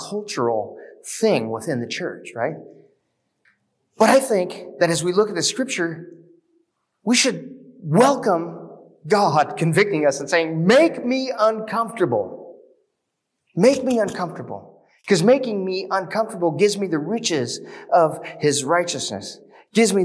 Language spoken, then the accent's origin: English; United States; we as American Christians